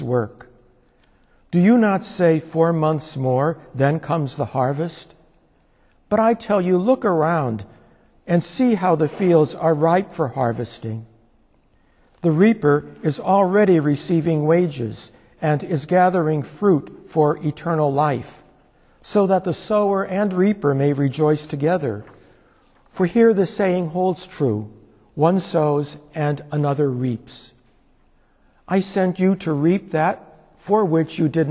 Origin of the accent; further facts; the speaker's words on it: Scranton, Pennsylvania, United States; my hometown of Scranton